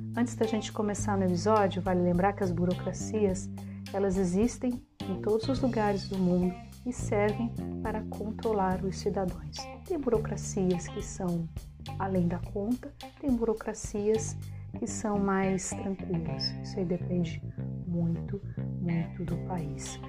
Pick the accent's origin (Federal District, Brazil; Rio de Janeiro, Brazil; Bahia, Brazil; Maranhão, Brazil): Federal District, Brazil; Brasília; moved away as an adult; now in Germany; sou de Brasília